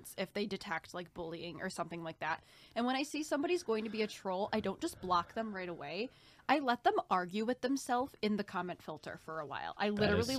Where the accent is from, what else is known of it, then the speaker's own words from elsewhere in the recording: Detroit, Michigan, United States; We are both bad bitches from Detroit that play the flute